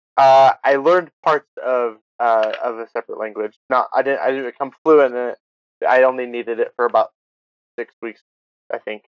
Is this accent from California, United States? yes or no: yes; California, United States; moved away as an adult; now in Utah, United States; i spent the first 18 years of my life in california